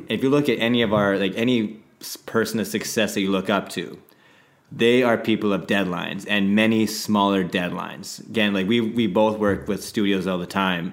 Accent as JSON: {"language": "English", "town": "Saskatoon", "region": "Saskatchewan", "country": "Canada", "also_born_or_lived": "Vancouver", "moved": "yes", "said": "originally from Saskatoon, Saskatchewan"}